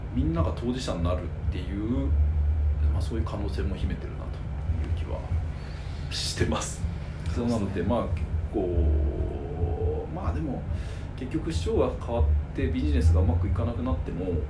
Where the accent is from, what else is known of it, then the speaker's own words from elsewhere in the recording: Kanagawa, Japan; 私の出身の神奈川